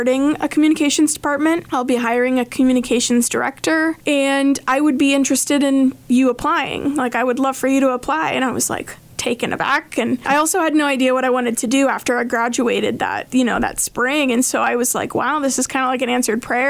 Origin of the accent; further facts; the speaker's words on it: Hays, Kansas, United States; I'm from Hayes, Kansas. I grew up in Hayes